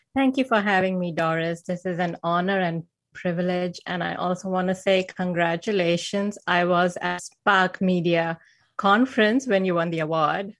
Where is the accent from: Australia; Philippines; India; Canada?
India; moved away as an adult; now in Silicon Valley, California, United States; I was born and raised in India, and I had a pretty normal upbringing